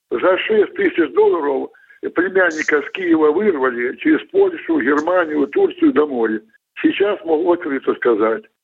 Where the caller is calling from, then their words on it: Krasnodar, Krasnodar Krai, Russia; Вот это был с Ростова, а я с Кубани, с Краснодара.